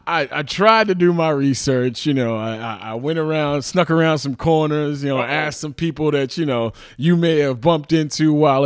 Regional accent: Evanston, Illinois, United States; I was 17 years old. I found out that I was away from my parents and I was away from Evanston

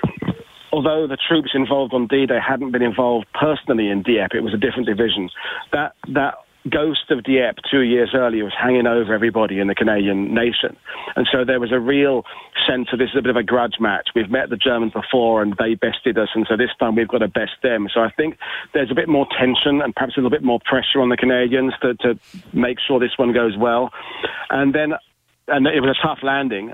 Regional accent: United Kingdom; as a Brit

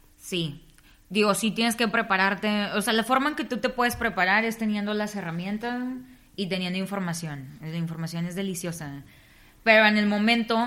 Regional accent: Nuevo Laredo, Tamaulipas, Mexico; yo soy de Nuevo Laredo, Tamaulipas.

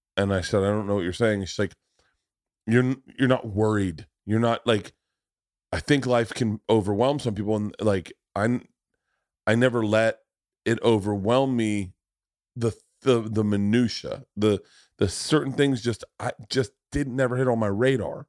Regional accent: Florida, United States; I grew up in Florida.

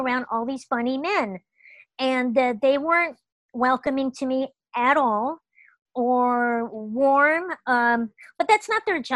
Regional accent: Los Angeles, California, United States; I grew up in Los Angeles

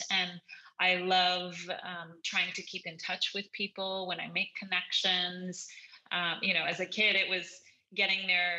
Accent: New York, United States; I'm a New Yorker at heart in the one hand, in terms of public transportation's, you know, kind of my normal jam

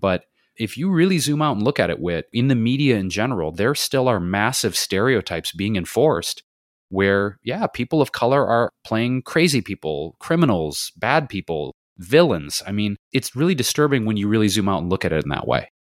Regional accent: Detroit, Michigan, United States; now in Los Angeles, United States; I grew up in Detroit, and the neighborhood we were in, my mom and I, was pretty diverse for the time, the 70s and 80s

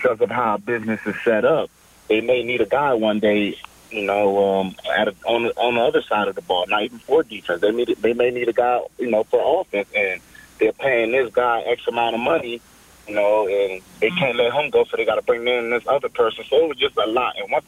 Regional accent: Maryland, United States; So I did a tryout with the BC Lions right in Maryland in my home state, probably about 35 minutes up the road

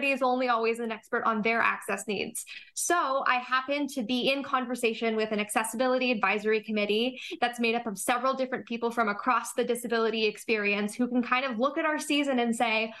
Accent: Toronto, Ontario, Canada; I grew up here in Toronto.

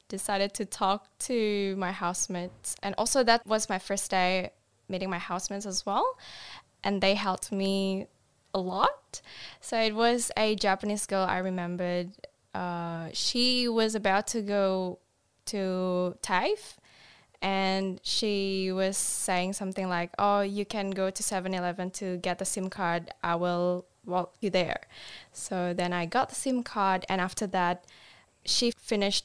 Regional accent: Denpasar, Bali, Indonesia; English is a second language; moved away as an adult; now in Queensland, Australia; I did my primary school to high school in Denpasar. When I was a kid, I think I grew up like a pretty normal child

